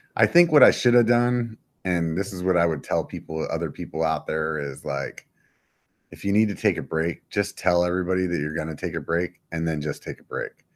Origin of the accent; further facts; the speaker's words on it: York, Pennsylvania, United States; moved away; I'm from Pennsylvania